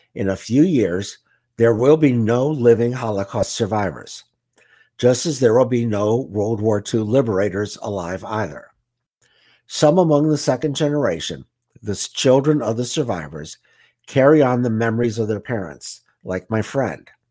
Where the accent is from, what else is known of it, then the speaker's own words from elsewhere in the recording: United States; as American Jews